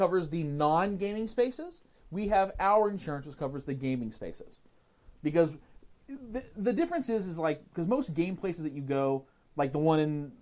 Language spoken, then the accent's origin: English; Ontario, Canada; I grew up in Ontario